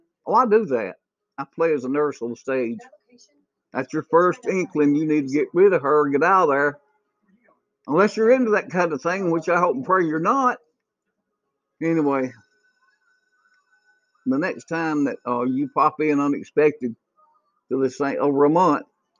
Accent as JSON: {"language": "English", "country": "United States", "said": "I'm an American."}